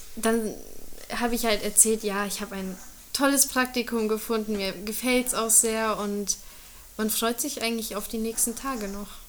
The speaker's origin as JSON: {"language": "German", "country": "Germany", "tie": "born or raised there", "first_language": "German, Hungarian", "said": "ich bin in Deutschland aufgewachsen, das ist meine Muttersprache"}